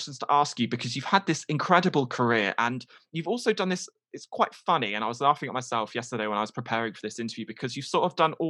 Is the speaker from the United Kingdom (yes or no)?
yes; East Midlands, United Kingdom; I'm from the East Midlands, but I love doing the West Midlands accent and the London accent.